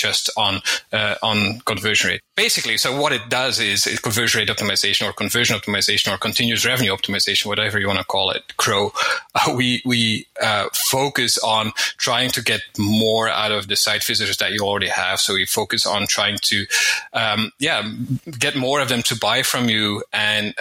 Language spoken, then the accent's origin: English; Belgium; now in Spain; I'm from Belgium originally. I live in Spain